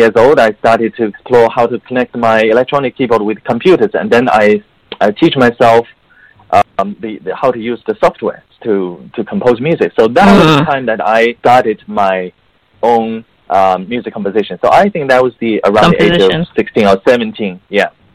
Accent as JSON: {"language": "English", "region": "Beijing", "country": "China", "tie": "born or raised there", "also_born_or_lived": "United Kingdom", "second_language": "English", "moved": "as an adult", "lives_now": "United States", "said": "I grew up in Beijing, China. So at the same time, mm-hmm. You know, English is not my native language"}